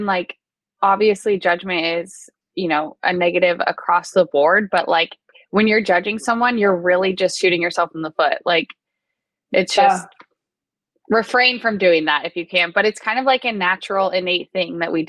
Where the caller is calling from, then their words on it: Nashville, Tennessee, United States; I'm recording live from Nashville right now.